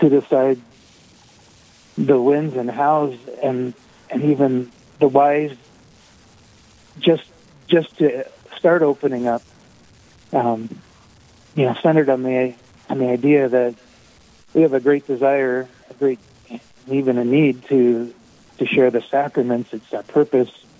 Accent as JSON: {"language": "English", "town": "Sturgis", "region": "South Dakota", "country": "United States", "said": "I'm from Sturgis, just up the road from Rapid City"}